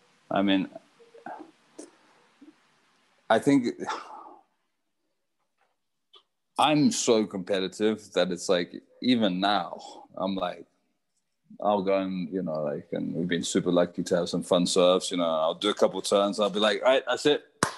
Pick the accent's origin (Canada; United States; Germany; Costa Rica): Costa Rica; moved away; also born or lived in Zimbabwe; I grew up surfing in Costa Rica. We left Zimbabwe and moved to Costa Rica, my whole family.